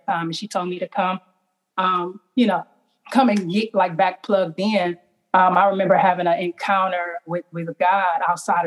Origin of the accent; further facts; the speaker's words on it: East Cleveland, Ohio, United States; growing up in East Cleveland